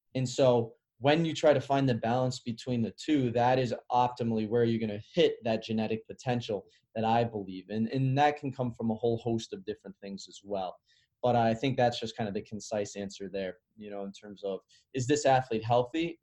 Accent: Chicago, Illinois, United States; moved away; also born or lived in Carmel, Indiana; I grew up in the Midwest, which is a little different. So I grew up in Chicago. I moved to Indiana, and then I played at a really competitive high school

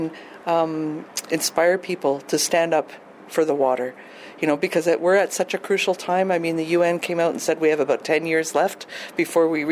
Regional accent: Lac Ste. Anne, Alberta, Canada; I'm Michif from Manitouzagigan, which is Lac St. Anne in Alberta.

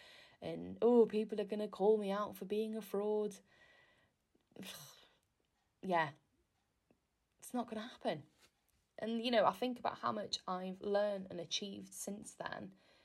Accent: Wales, United Kingdom; now in England

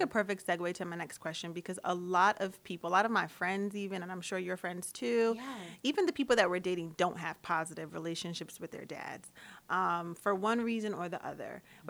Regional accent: United States; because I'm very American, but my father is very Caribbean. He has two Bohemian parents.

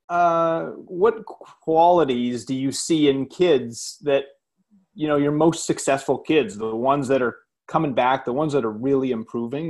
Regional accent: Maine, United States; I grew up in Maine

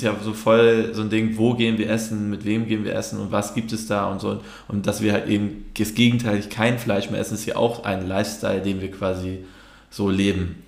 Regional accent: Germany; als Türke in Deutschland groß zu werden

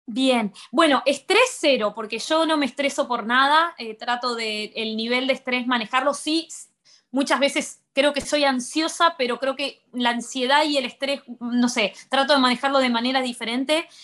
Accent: Colón, Buenos Aires Province, Argentina; moved away as an adult; also born or lived in Rosario, Argentina / Barcelona, Spain; now in Maldives; yo soy de, un de Colón, Buenos Aires, es un pueblo al norte de la provincia y me fui ocho años a vivir a Rosario

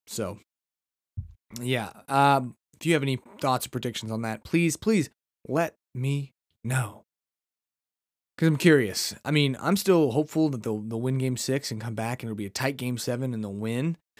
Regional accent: United States; I'm just a red-blooded American

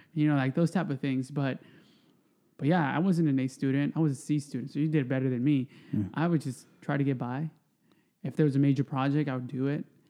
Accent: Stockton, California, United States; moved away as an adult; now in Oxnard, United States; I grew up in Stockton

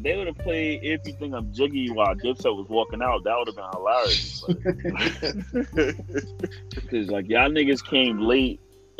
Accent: New York, United States; I'm from New York.

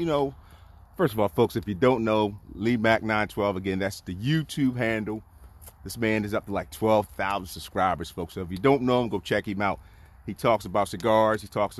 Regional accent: Philadelphia, Pennsylvania, United States; I grew up in Philly and Logan, and my house is now trees and woods. They tore it down because the houses were sinking in Logan back in the day.

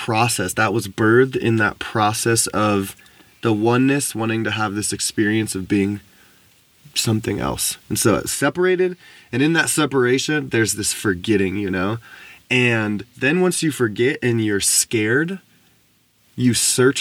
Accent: United States; growing up in America and growing up in this, like, you know, some people would call privileged or just affluent life

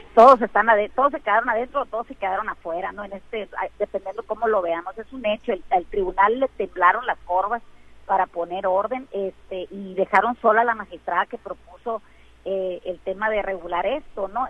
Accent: Mexico; todos somos mexicanos

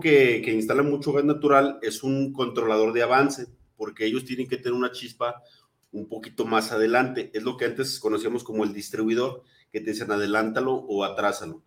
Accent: Mexico; Como buenos mexicanos

